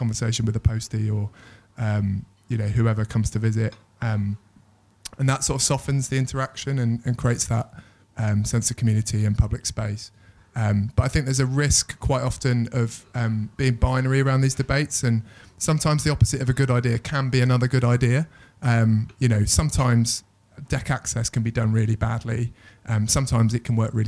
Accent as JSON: {"language": "English", "region": "London", "country": "United Kingdom", "said": "as a Londoner"}